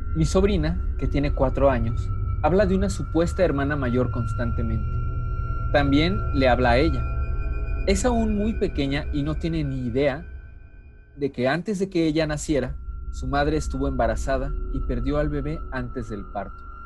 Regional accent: Mexico; los que somos de México.

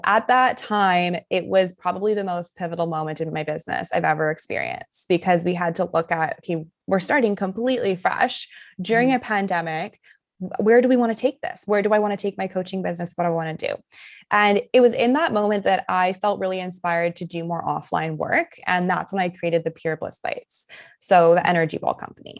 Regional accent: Canada; also born or lived in Germany; I was born in Germany and then I mm-hmm. was raised in Canada, kind of back and forth

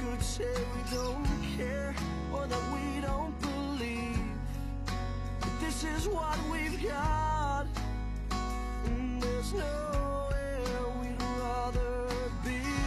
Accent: Matsudo, Chiba, Japan; 僕この生まれも育ちも千葉の松戸なんですけど

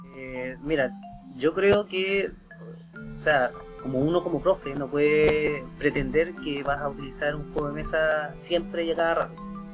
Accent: Santiago, Santiago Metropolitan Region, Chile; Yo soy de Santiago

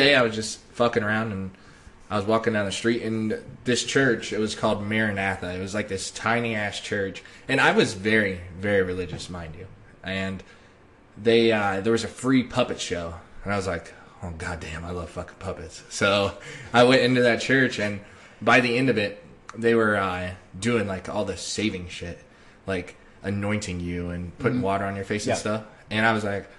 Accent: Springfield, Ohio, United States; moved away; I am from Springfield, Ohio

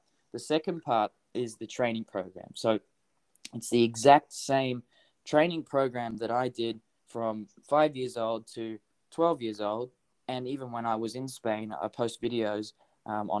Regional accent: Hervey Bay, Queensland, Australia; moved away; I come from Harvey Bay. It's like, there's like population, hardly

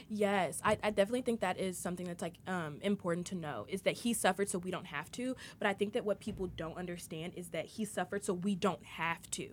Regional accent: United States; I'm not American. I'll always be American, but I'm not into it

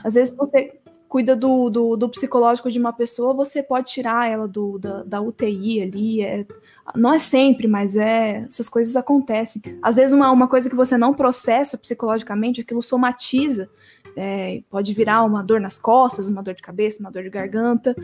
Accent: Presidente Bernardes, São Paulo, Brazil; born or raised there; moved away as an adult; now in Presidente Prudente, Brazil

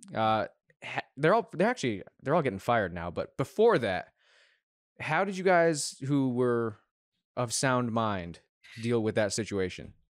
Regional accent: United States; as an American

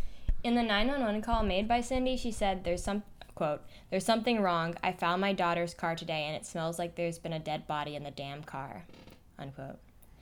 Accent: Florida, United States; I'm from Florida. And the trial happened in 2011, so I was 12 years old

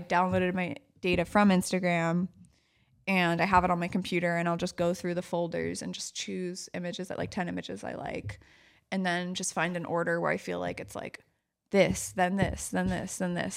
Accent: New York City, New York, United States; growing up in New York City, growing up in Manhattan

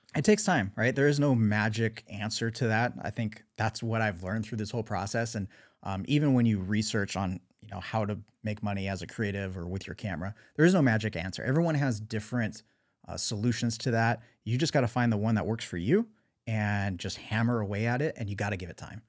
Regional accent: Southern California, United States; growing up in Southern California, skateboarding, surfing, snowboarding

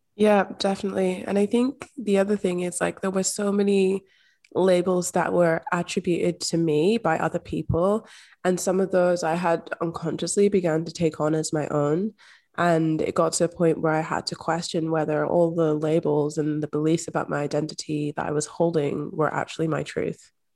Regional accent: Scotland, United Kingdom; I'm also from Scotland. I grew up in Scotland

